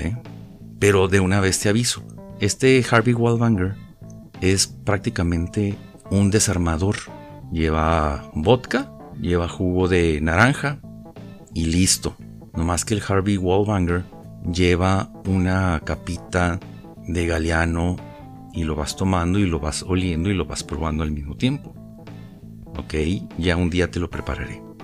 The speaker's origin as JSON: {"language": "Spanish", "town": "Ciudad Juárez", "region": "Chihuahua", "country": "Mexico", "tie": "born or raised there", "said": "cuando era niño, allá en Ciudad Juárez"}